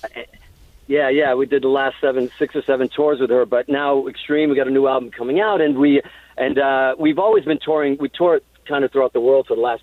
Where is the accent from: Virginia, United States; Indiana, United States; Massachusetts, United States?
Massachusetts, United States; Hudson; also born or lived in Azores, Portugal; I was born in Portugal on these islands in the Azores, and I moved to Hudson, Massachusetts. And I remember, you know, being a kid in Hudson, Massachusetts